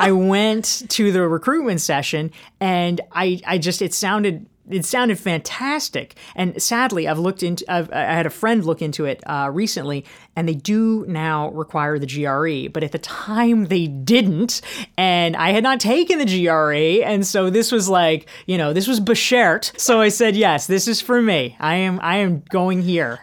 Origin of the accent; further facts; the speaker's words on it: Pinehurst, North Carolina, United States; I grew up in Pinehurst, North Carolina, which is the golf capital of the world